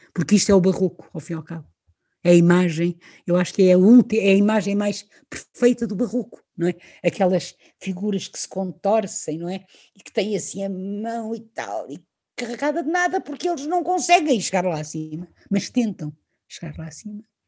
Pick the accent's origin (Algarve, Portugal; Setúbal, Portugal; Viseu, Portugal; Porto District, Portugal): Porto District, Portugal; Leça da Palmeira; also born or lived in Lisbon, Portugal / Sintra, Portugal; Eu nasci onde nasci, neste caso em Portugal, em Lisboa, eh, morei em Sintra até aos 9 anos, vim para o norte, para Lessa da Palmeira, com 9 anos de idade.